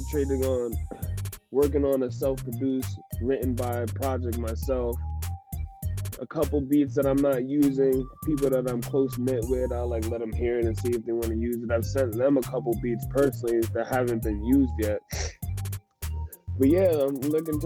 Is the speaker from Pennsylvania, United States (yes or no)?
yes; Milford, Pennsylvania, United States; born or raised there; also born or lived in Hoboken, New Jersey